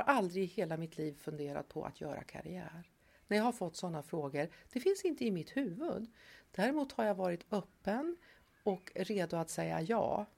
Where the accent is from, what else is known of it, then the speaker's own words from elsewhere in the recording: Tierp, Uppsala County, Sweden; moved away as an adult; now in Stockholm, Sweden; Jag är uppvuxen i Tierp